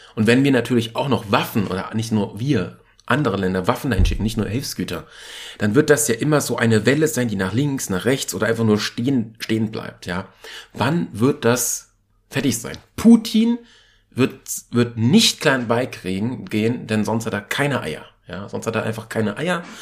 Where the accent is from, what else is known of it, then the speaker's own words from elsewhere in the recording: Germany; bei uns in Deutschland